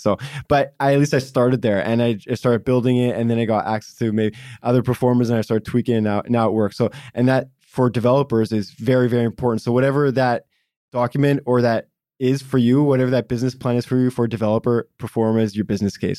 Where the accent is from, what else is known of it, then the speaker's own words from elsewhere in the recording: Vancouver, British Columbia, Canada; one of the rare kinds of local Vancouverites that was born and raised in Vancouver and still in Vancouver